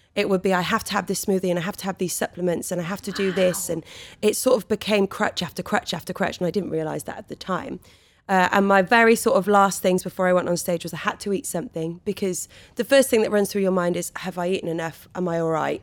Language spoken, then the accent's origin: English; Wales, United Kingdom; born or raised there